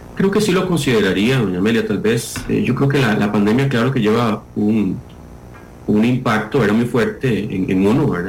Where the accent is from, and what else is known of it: Costa Rica